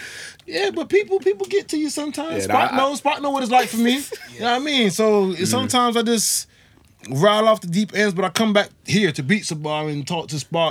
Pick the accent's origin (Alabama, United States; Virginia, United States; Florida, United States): Florida, United States; Miami; moved away as an adult; also born or lived in West Bromwich, England; now in Wolverhampton, United Kingdom; I was born in West Bromwich, taken from West Bromwich to Miami when I was 1 year old, and I came back here 6 years ago, but I don't know this place.